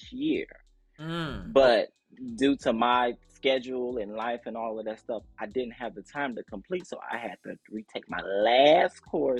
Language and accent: English; Chicago, Illinois, United States; I grew up in the Chicagoland area. Shout out to Chicago